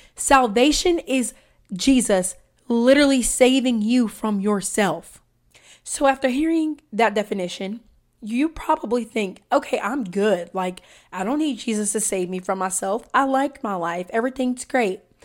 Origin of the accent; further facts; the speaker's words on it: Deep South, United States; I'm from the South, and I'm talking the deep South.